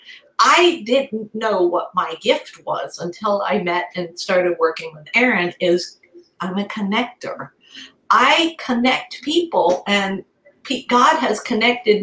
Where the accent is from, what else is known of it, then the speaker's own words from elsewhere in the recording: Italy; moved away; We're all Italian, so we grew up in Italy